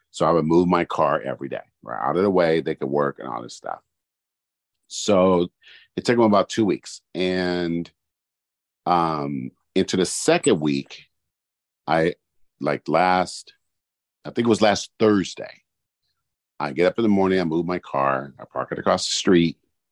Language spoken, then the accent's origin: English; Oakland, California, United States; I'm from East Oakland.